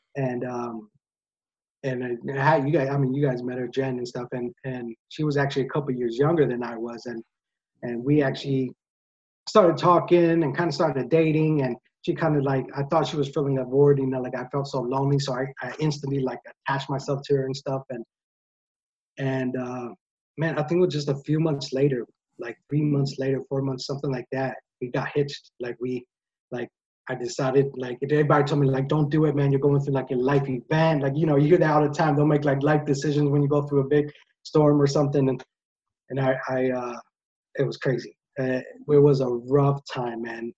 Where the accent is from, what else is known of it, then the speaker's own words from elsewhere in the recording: PA, Pennsylvania, United States; also born or lived in Drexel Hill, Pennsylvania; my hometown in PA